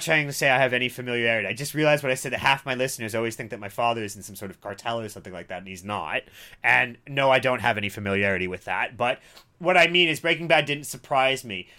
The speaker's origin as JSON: {"language": "English", "town": "Cincinnati", "region": "Ohio", "country": "United States", "tie": "born or raised there", "said": "I grew up in Cincinnati, Ohio"}